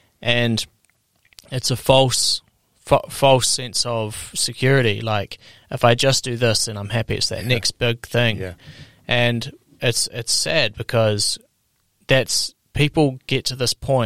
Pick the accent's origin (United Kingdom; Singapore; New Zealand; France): New Zealand; Queenstown, Otago; I'm from Queenstown in New Zealand.